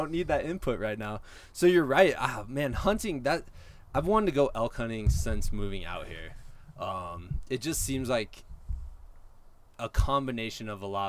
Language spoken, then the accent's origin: English; Iowa, United States; moved away; I grew up in Iowa, and my dad owned some land in southern Iowa